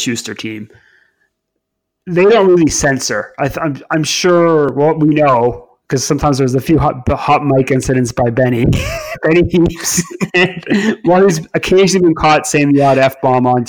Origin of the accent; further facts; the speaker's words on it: Canada; moved away; speaking as the Canadian